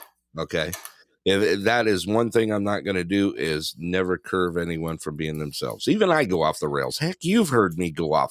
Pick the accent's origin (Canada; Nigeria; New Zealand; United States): United States; Big Bear, California; now in Anderson, United States; we grew up in Big Bear, small town.